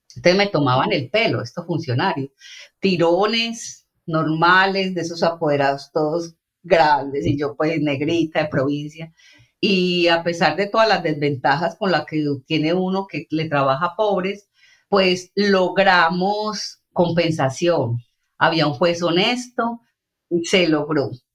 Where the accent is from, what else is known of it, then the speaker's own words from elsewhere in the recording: Bijao, Colombia; moved away as an adult; now in London, United Kingdom; pueblo donde yo pasé mi infancia